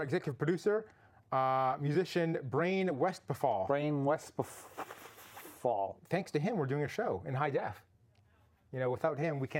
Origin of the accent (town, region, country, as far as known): Canada; now in California, United States